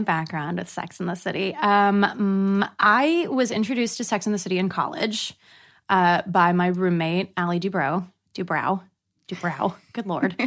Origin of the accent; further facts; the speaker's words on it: Northern California, United States; now in Los Angeles, United States; I'm originally from Northern California. I'm an actor living in Los Angeles